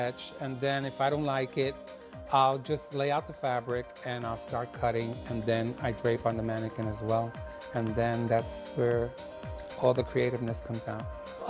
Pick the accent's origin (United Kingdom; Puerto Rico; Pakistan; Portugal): Puerto Rico; now in Chicago, United States; I'm from Puerto Rico, that's a very big influence.